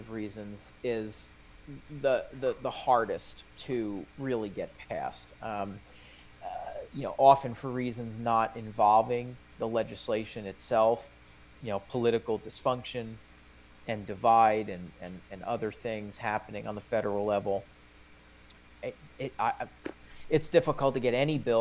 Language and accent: English; New Jersey, United States; New Jersey, my home state